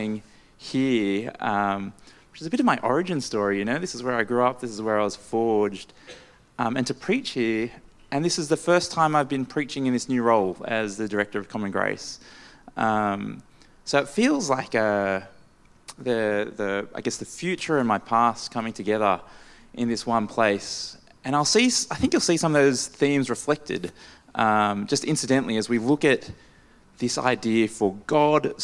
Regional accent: Maryland, United States; growing up in this area, being a local Maryland boy

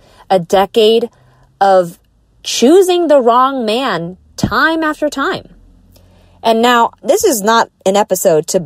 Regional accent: Southern California, United States; I grew up in Southern California.

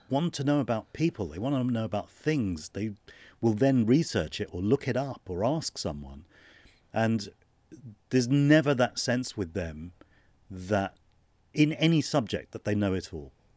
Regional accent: London, United Kingdom; I was born in London

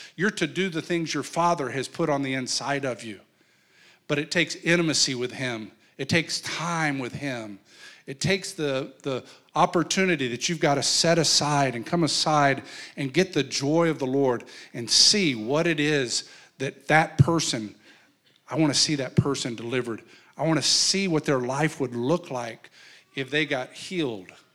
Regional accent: New Mexico, United States; I come from New Mexico, and in New Mexico, there's a place called Chimayo

